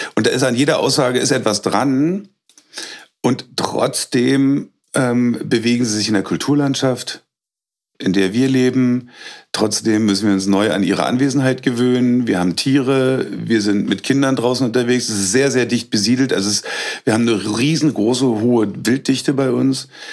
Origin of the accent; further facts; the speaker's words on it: Berlin, Germany; moved away as an adult; also born or lived in Hagelberg, Fläming, Brandenburg; now in Fläming, Germany; Gebürtig komme ich aus Berlin